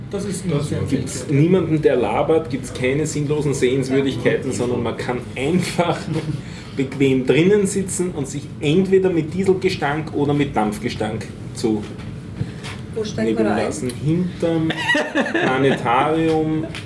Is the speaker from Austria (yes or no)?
yes; Vienna, Austria; Versteht man nur als Wiener.